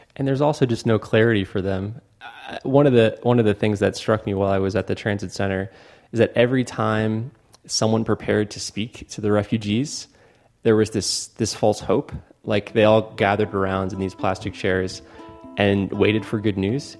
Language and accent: English; Fort Lauderdale, Florida, United States; I'm from America. It's called Fort Lauderdale.